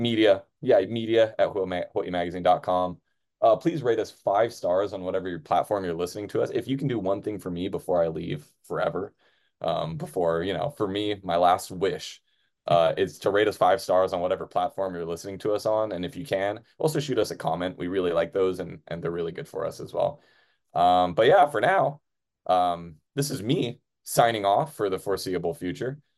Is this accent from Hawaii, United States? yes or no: yes; Oahu, Hawaii, United States; I've lived on Oahu my entire life. I was born in the Wahiwala Hospital and stayed on the North Shore, and then I stayed in town. I've never, uh, never lived away from Hawaii.